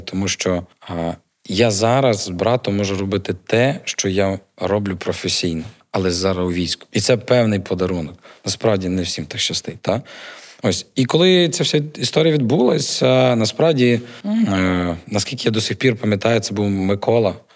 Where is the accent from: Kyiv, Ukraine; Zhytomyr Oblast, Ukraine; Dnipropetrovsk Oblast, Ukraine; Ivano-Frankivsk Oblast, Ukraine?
Ivano-Frankivsk Oblast, Ukraine; Ivano-Frankivsk; now in Lviv, Ukraine; я родом з Івано-Франківська